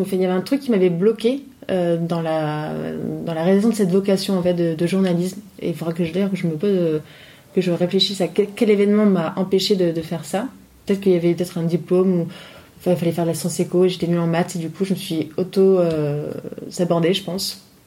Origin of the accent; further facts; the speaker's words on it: Nice, Provence-Alpes-Côte d'Azur, France; moved away as an adult; also born or lived in Paris; je suis donc originaire de Nice.